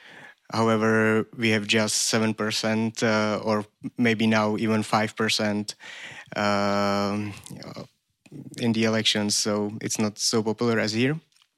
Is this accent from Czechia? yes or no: yes; Czechia; I'm from Czech Republic.